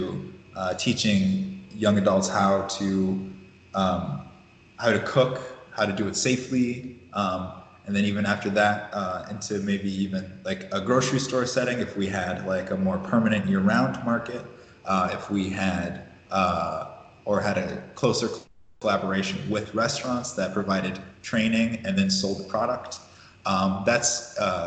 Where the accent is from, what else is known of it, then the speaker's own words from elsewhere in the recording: Ohio, United States; moved away as an adult; also born or lived in Dallas / Oakland; now in Chicago, United States; I was born in Ohio and lived in Dallas. Spent a lot of the formative years in Ohio.